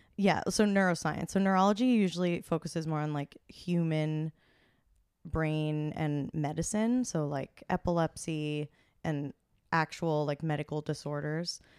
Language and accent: English; Hunterdon County, New Jersey, United States; I am originally from New Jersey.